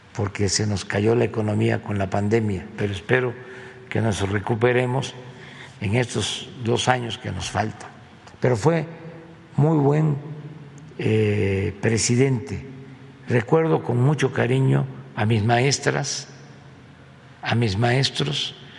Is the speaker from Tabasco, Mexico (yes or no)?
yes; Tepetitán, Tabasco, Mexico; estaba estudiando, dices 10 años, sí, el cuarto año, sí, en Tepetitán. Mi escuela se llama Marcos E. Becerra, un historiador, lingüista mm, tabasqueño chiapaneco de primera. Entonces, mi pueblo tenía la fortuna